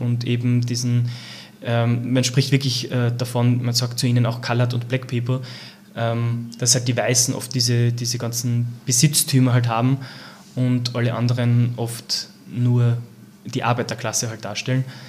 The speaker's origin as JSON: {"language": "German", "town": "Langenlois", "region": "Lower Austria", "country": "Austria", "tie": "born or raised there", "also_born_or_lived": "South Africa", "said": "aufgewachsen auf einem kleinen Weingut in Mittelberg bei Langenlois."}